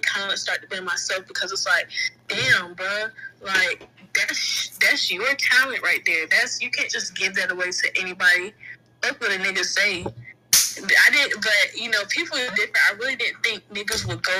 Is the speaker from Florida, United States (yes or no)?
yes; Jacksonville, Florida, United States; I'm from Jacksonville, Florida